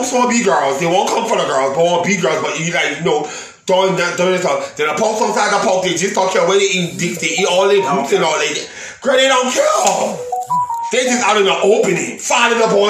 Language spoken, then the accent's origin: English; New Orleans, Louisiana, United States; I'm from New Orleans.